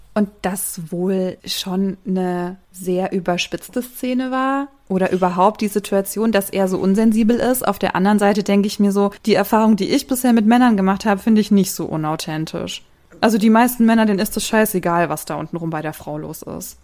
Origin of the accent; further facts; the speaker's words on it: Germany; ich als Deutsche